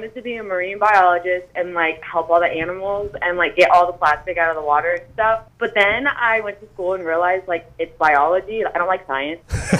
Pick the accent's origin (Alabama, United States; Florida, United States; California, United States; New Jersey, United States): Florida, United States; I grew up in Florida, like that's where I was born.